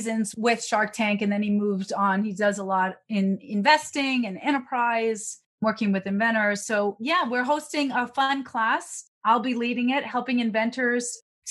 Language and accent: English; New York, United States; I'm a New Yorker